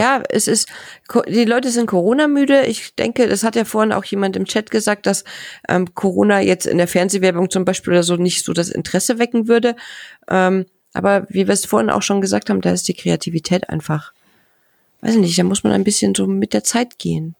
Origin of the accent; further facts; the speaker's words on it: Bavaria, Germany; ich komme ja aus Bayern, aus einer sehr ländlichen Gegend